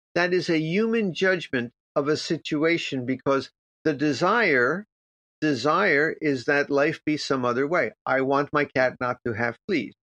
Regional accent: Miami Beach, Florida, United States; I grew up in Miami Beach

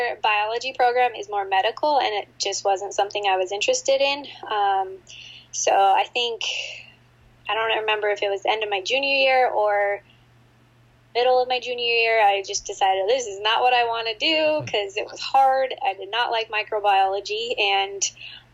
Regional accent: Torrance, California, United States; also born or lived in Minnesota / San Francisco; I grew up in Torrance, which is right by the beach

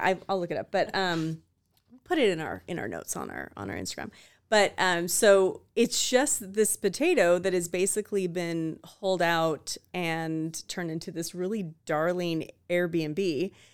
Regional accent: Spokane, Washington, United States; now in Idaho, United States; I grew up, born and raised in Spokane and Green Acres, Washington

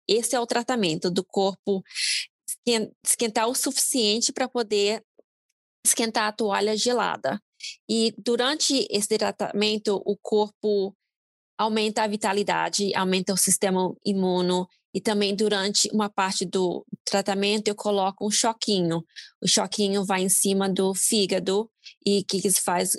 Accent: Brazil; now in United States; como brasileiro

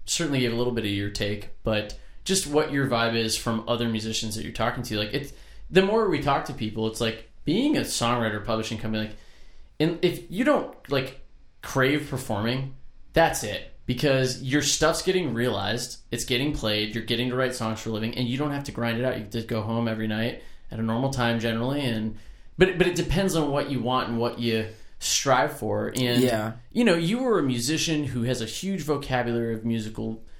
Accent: Florida, United States; I grew up about 20 minutes from here

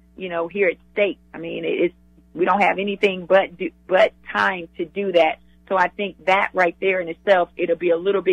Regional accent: the South, United States; I'm a Southerner

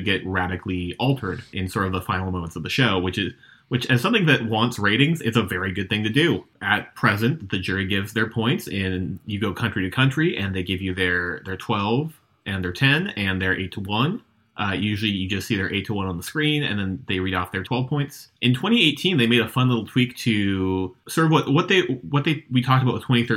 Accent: United States; as an American

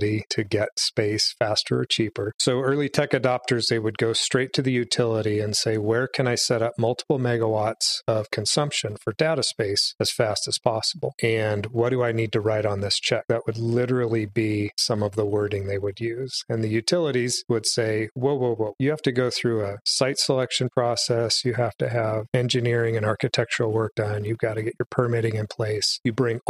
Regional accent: Wenatchee, Washington, United States; this is my hometown where we live in Wenatchee, which is right smack dab in the center of Washington state on the Columbia River. I grew up here

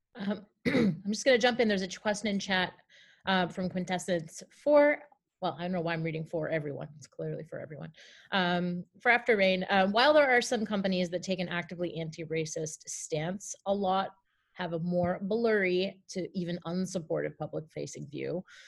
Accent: Canada; as a Canadian

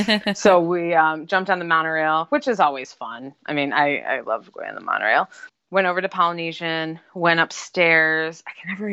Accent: Buffalo, New York, United States; we're from Buffalo

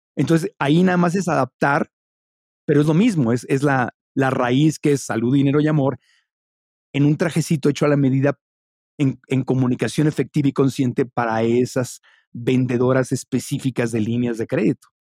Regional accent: Mexico; also born or lived in Ciudad Obregón, Sonora / Tijuana / Mexico City; soy mexicano

